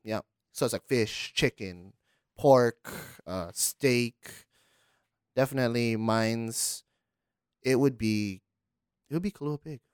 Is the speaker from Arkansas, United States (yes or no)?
no; Honolulu, Hawaii, United States; I'm from Kalihi